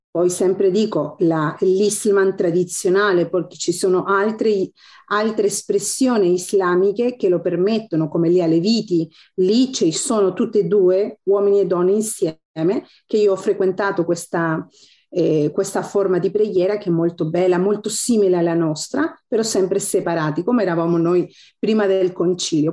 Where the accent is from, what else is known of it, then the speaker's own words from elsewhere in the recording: Chile; Italian is a second language; moved away as an adult; also born or lived in Italy; now in Istanbul, Turkey; Lì sono nata, sono cresciuta